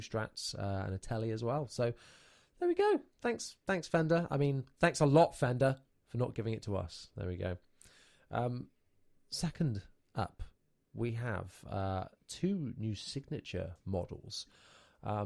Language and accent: English; United Kingdom; we're three British boys